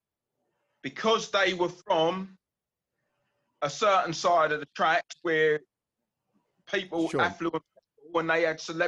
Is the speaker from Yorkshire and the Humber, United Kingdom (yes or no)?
no; London, United Kingdom; I was brought up around the London Bridge area.